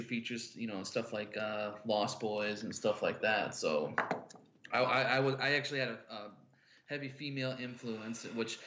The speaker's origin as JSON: {"language": "English", "town": "St. Louis", "region": "Missouri", "country": "United States", "said": "I'm from St. Louis, Missouri"}